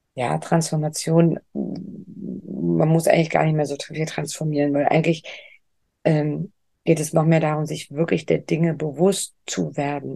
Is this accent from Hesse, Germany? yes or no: no; Lübeck, Schleswig-Holstein, Germany; moved away; Lübeck ist ja meine Heimatstadt